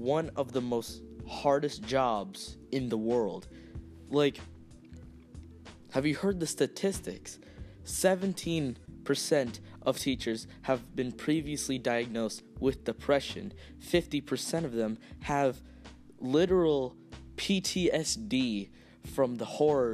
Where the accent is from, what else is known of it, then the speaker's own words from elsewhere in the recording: United States; I am Latino. I was born here in America